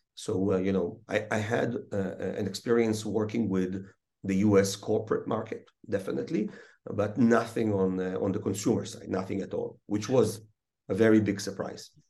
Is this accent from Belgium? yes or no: no; Israel; also born or lived in Russia / Chicago; almost born and raised in Israel